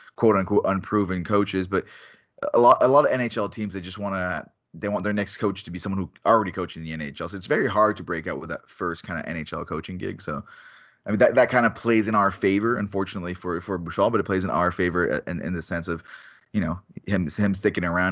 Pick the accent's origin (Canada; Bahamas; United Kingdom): Canada; as a Canadian